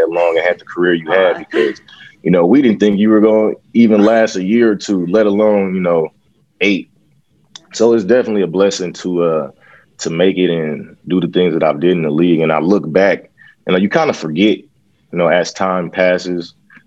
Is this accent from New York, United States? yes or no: no; San Francisco, California, United States; my hometown, San Francisco